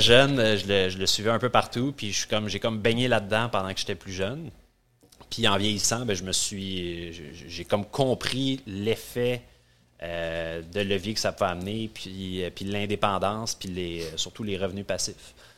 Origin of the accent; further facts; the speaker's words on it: North Shore, Quebec, Canada; je suis un petit gars de la Rive-Nord